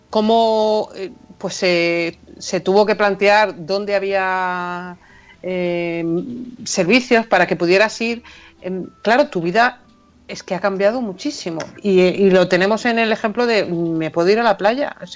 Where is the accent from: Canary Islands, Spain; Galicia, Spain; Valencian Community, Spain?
Canary Islands, Spain; Santa Cruz de Tenerife; accent: Canarian; se me va el acento, porque yo soy chicharrera. Aunque, aunque parezca una goda tremenda, pero soy chicharrera.